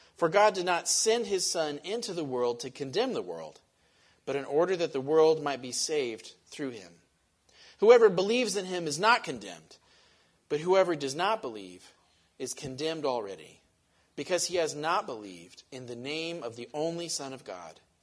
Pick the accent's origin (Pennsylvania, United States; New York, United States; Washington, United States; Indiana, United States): Washington, United States; Western; I grew up in Western Washington